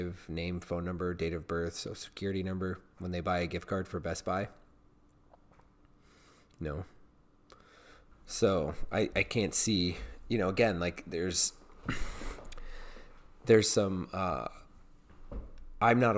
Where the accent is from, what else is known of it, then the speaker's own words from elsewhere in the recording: Virginia, United States; it's in my home state